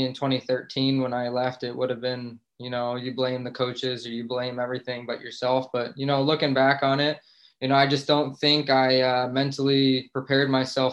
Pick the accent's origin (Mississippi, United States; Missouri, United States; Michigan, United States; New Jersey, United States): New Jersey, United States; moved away; I'm originally from New Jersey.